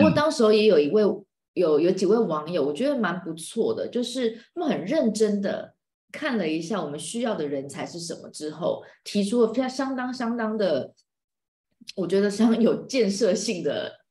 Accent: Taiwan; 在我们台湾人看不见的非洲

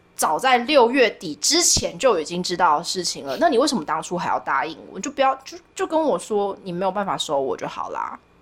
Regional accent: Yunlin County, Taiwan; 我是， 我是云林人

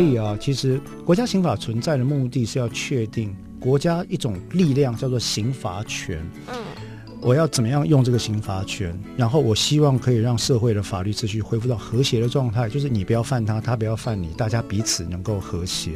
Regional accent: Taiwan; 我们台湾人以前，至少在我小的时候吧

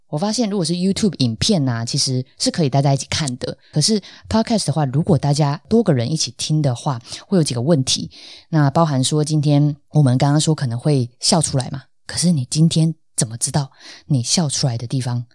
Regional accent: Tainan, Taiwan; 我是台南人，那但是认识我的朋友，大部分应该都知道，呃，我的台语基本上就是超级无敌烂

